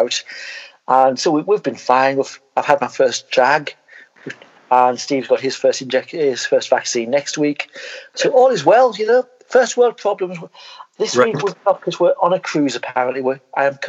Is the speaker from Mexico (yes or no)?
no; Scotland, United Kingdom; I'm from Scotland.